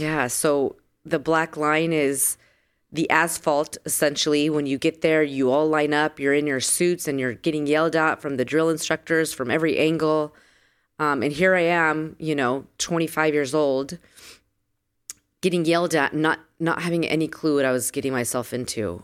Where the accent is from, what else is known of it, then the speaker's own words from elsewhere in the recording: San Diego, California, United States; moved away as an adult; also born or lived in Las Vegas / Los Angeles; I am a girl from San Diego, born and raised in San Diego